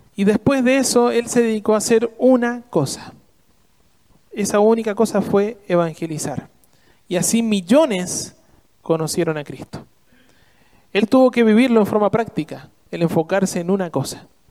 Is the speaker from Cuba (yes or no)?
no; Argentina